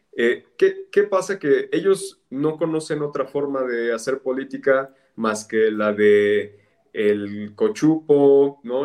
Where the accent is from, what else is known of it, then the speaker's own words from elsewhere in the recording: State of Mexico, Mexico; soy mexiquense